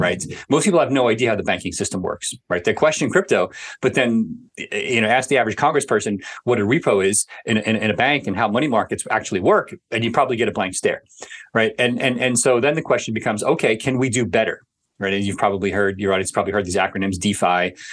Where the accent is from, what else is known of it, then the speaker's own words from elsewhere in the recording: New York City, New York, United States; growing up in New York City